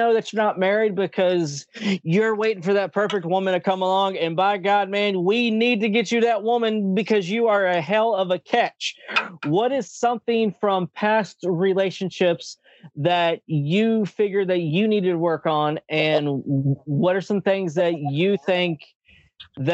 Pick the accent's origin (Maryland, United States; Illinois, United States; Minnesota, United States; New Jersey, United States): Maryland, United States; Baltimore; I grew up in Baltimore, Maryland